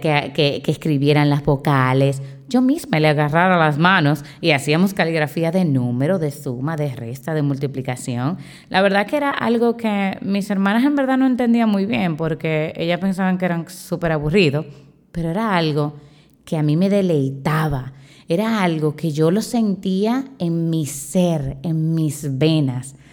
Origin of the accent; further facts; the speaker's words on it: Dominican Republic; soy de la República Dominicana, soy profesora